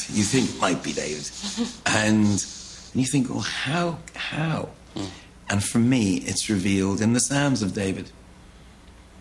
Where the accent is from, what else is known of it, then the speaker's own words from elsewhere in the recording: Ireland; I am Irish